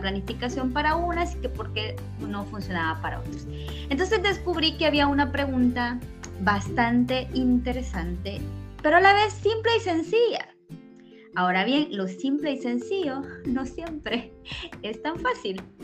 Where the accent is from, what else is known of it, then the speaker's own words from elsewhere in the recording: Honduras; soy hondureña y en este momento estoy en mi país, ¿verdad? Estoy aquí en Honduras